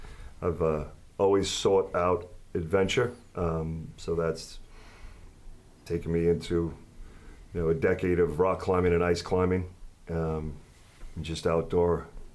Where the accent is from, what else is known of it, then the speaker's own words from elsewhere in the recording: New York City, New York, United States; I'm from Brooklyn, New York. Brief stint in the military. Started when I was, joined when I was 19, 1990.